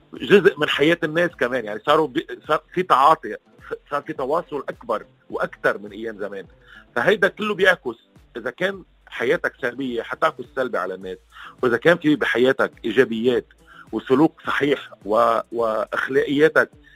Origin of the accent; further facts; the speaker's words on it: Lebanon; معنا كلبنانيه